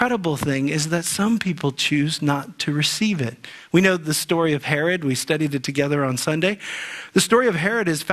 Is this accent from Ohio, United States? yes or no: yes; Ohio, United States; When I was a boy growing up in Ohio